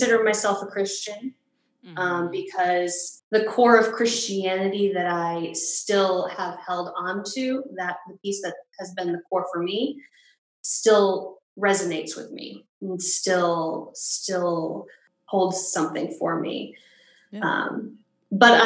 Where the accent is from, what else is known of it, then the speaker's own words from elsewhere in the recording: Massachusetts, United States; also born or lived in New York; I am originally from Massachusetts, just moved back home